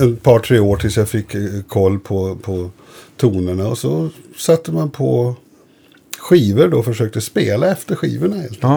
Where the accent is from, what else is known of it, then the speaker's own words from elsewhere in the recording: Boden, Norrbotten County, Sweden; moved away; also born or lived in Umeå / Vindeln; bott i Vindeln tills jag började. Det ligger fem mil inåt från Umeå